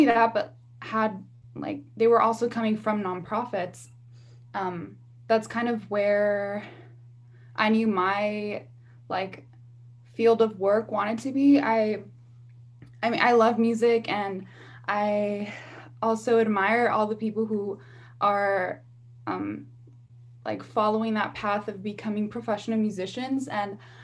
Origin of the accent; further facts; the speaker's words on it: Los Angeles, California, United States; I born and raised in South Los Angeles